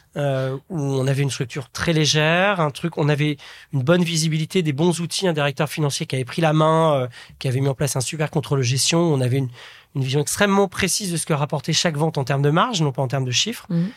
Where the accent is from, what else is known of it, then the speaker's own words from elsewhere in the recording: a small village in Nièvre, Burgundy, Bourgogne-Franche-Comté, France; moved away; je suis issu d'un petit village de la Nièvre, en Bourgogne